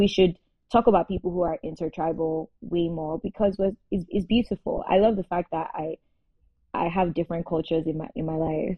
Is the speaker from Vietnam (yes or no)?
no; Nigeria; also born or lived in Kwara; Now, at this point, I say I'm Edo Yoruba. That's how I introduce myself to the world, because I am both.